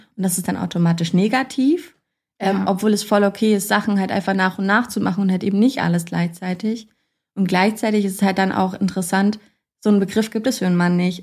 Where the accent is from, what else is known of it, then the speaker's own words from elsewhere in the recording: Kassel, Hesse, Germany; ich komme eigentlich aus Kassel